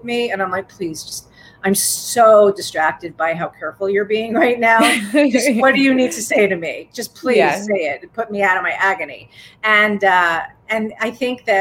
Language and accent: English; New York, United States; I'm a New Yorker